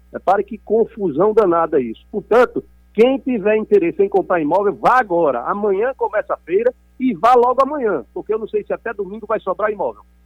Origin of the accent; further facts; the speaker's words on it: Alagoas, Brazil; nós que somos aqui do Nordeste de Alagoas